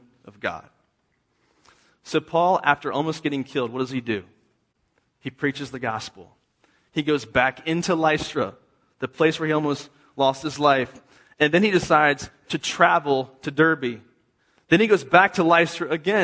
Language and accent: English; East Coast, United States; now in Texas, United States; I'm from the East Coast. I didn't know what that was till I came to Texas